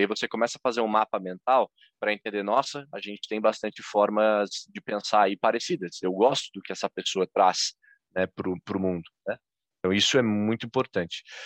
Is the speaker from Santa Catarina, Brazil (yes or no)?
yes; Florianópolis, Santa Catarina, Brazil; em Florianópolis, Santa Catarina, que é onde eu estou, onde eu nasci e onde eu sigo